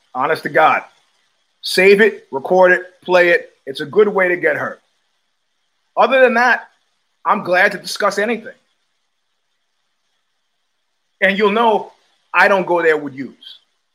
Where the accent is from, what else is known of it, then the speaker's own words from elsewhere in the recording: New York City, New York, United States; also born or lived in New Rochelle, New York / Cobble Hill, Brooklyn / Crown Heights, Brooklyn / Flatbush, Brooklyn; I grew up in Jamaica, Queens